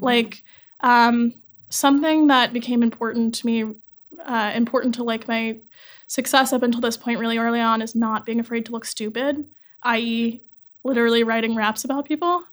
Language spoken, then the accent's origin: English; North Carolina, United States; moved away as an adult; now in New York, United States; I grew up in North Carolina